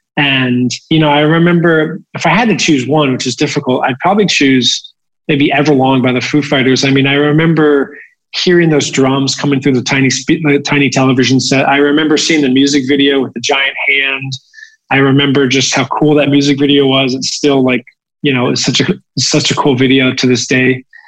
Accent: New Jersey, United States; growing up in New Jersey, uh, we were like the only family not to have cable TV

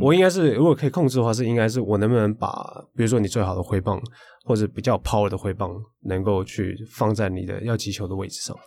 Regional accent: Tainan, Taiwan; 我是台南人啊

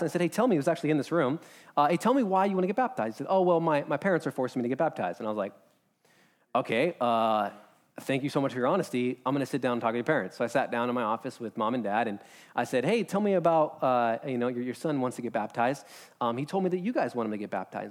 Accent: United States; as an American

